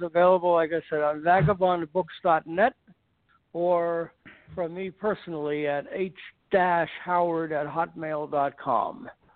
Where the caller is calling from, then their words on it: Los Angeles, California, United States; L.A., from Brentwood.